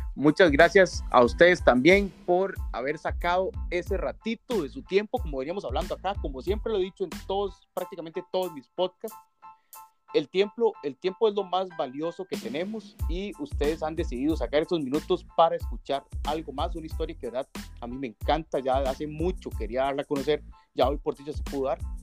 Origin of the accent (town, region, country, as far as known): Costa Rica